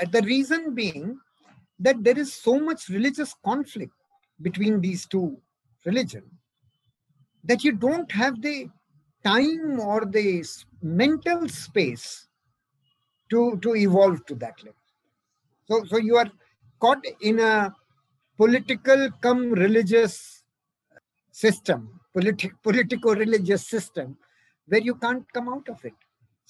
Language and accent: English; India; My hometown is very much close to the Buddha circuit.